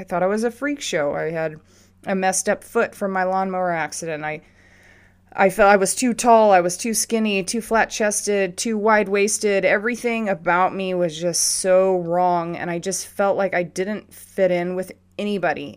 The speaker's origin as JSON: {"language": "English", "region": "Southern California", "country": "United States", "tie": "born or raised there", "said": "I grew up in Southern California schools"}